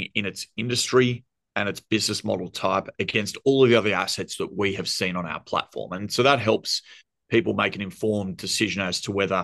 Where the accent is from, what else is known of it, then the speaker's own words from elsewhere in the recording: Australia; accent: thick Australian; you can hear my thick Australian accent.